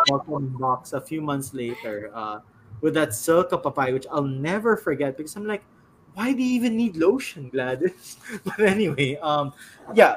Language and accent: English; San Juan, Metro Manila, Philippines; I'm from San Juan City, like that. I'm just staying here for a few days.